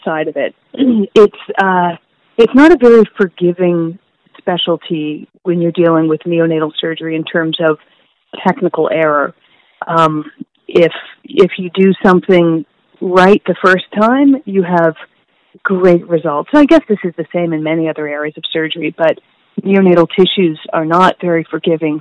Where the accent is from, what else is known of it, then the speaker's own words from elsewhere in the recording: St. Catharines, Ontario, Canada; moved away as an adult; also born or lived in New Haven, Connecticut / Halifax, Nova Scotia / Vancouver, British Columbia; I'm from St. Catharines, Ontario, so a relatively small-ish town that is across Lake Ontario from Toronto. I grew up there